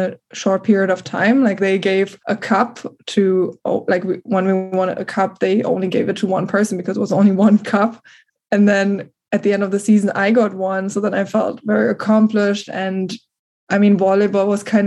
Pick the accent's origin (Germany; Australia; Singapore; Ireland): Germany; Potsdam, Brandenburg; English is a second language; moved away as an adult; now in United States; So in my hometown, definitely there are a lot of castles, you know, the way you, I think, imagine Germany